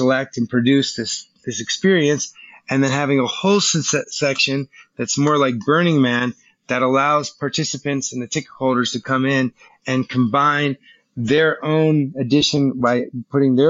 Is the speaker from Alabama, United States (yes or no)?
no; South Florida, United States; I grew up in South Florida, so I probably have some connection to that region just based on that's where my childhood was